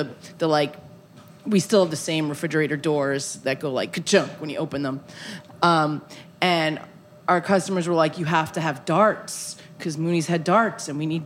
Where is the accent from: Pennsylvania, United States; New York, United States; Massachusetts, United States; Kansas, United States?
New York, United States; New York City; I'm from Brooklyn